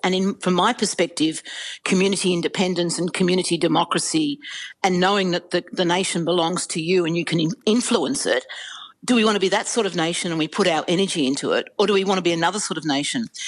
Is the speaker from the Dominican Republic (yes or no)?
no; Australia; enormous pride and patriotism in being an Australian